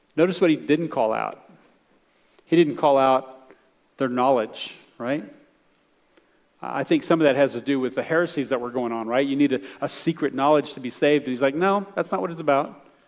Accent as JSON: {"language": "English", "country": "United States", "said": "as American believers"}